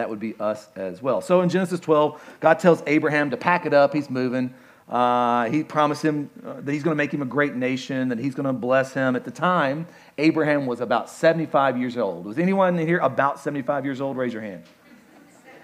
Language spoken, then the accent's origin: English; Kentucky, United States; I'm from Kentucky